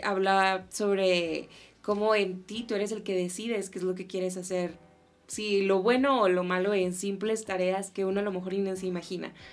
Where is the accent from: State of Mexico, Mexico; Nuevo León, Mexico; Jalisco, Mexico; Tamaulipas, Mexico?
Tamaulipas, Mexico; now in Mexico City, Mexico; somos del norte, somos de Tamaulipas, frontera, y según yo no tenemos acento.